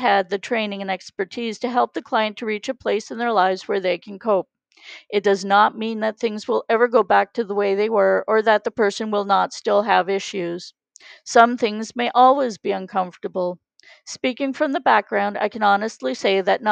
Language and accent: English; Canada; we are from Canada